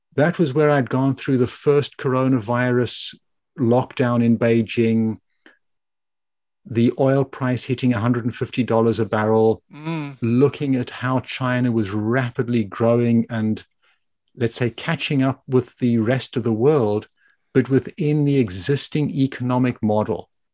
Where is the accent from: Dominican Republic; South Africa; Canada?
South Africa; moved away as an adult; also born or lived in Germany / Italy / Japan / Belgium; when I was growing up in South Africa